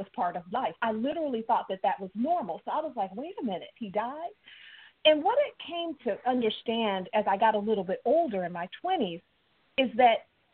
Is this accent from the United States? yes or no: yes; Chicago, Illinois, United States; moved away; also born or lived in Mississippi; I was born up in Chicago, but I have very deep southern roots